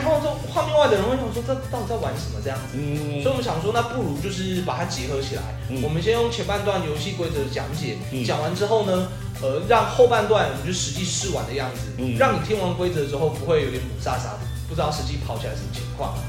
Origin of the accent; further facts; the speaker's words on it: Taichung, Taiwan; 哎，台中人土生土长，台中人没有出去过，